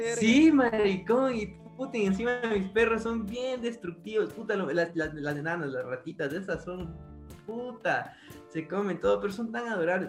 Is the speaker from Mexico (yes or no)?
no; Ecuador; ecuatoriano que vio películas en el 8